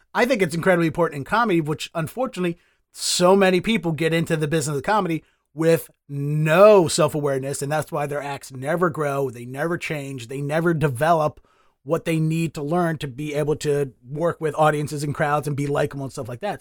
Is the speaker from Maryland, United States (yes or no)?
yes; Baltimore, Maryland, United States; moved away as an adult; now in Boston, United States; I'm from Baltimore